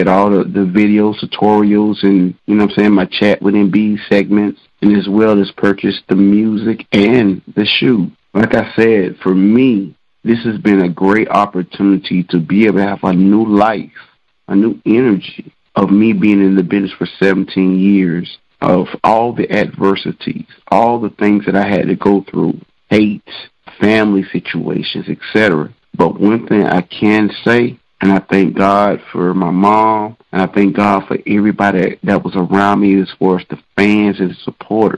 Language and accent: English; Douglas, Georgia, United States; my hometown of Douglas, Georgia